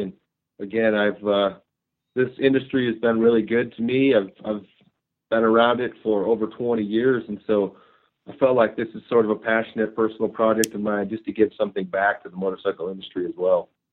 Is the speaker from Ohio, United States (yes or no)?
yes; Ohio, United States; moved away as an adult; also born or lived in Europe; now in Idaho, United States; I grew up in Ohio